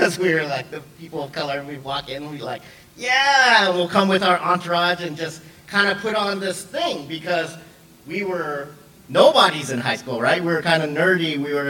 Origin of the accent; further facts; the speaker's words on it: Seattle, Washington, United States; also born or lived in Hawaii / Samoa / Los Angeles / Texas; I was born in Hawaii, then we moved to Samoa, then we went to LA, then we went to Texas, then Georgia, and then Washington. And then within Washington, we moved around a lot. But I would say my hometown is Seattle.